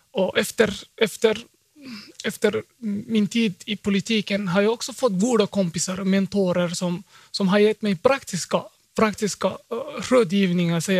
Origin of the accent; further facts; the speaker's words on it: Finland; first language Swedish; hej, jag är också finsk, jag är svenskspråkig